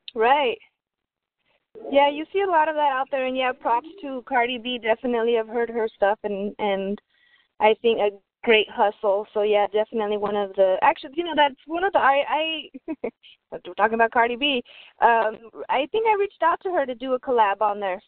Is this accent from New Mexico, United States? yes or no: yes; Albuquerque, New Mexico, United States; my people in Albuquerque, Bombay Records, always uh, you know, showing support. Um, that's my hometown